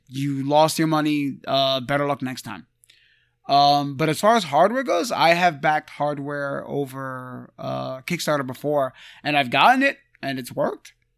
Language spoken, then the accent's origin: English; New York, United States; we're from New York